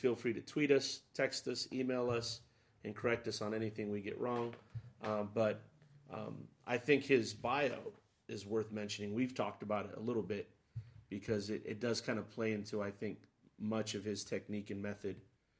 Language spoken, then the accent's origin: English; West Coast, United States; We're from the West Coast.